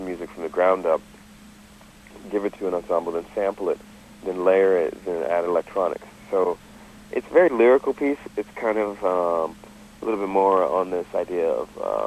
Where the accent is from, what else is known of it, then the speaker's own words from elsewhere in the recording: New York City, New York, United States; as a New Yorker